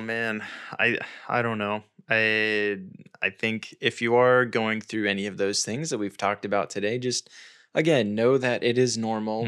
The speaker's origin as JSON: {"language": "English", "country": "United States", "said": "I'm American, so that's the, the culture context that I speak from"}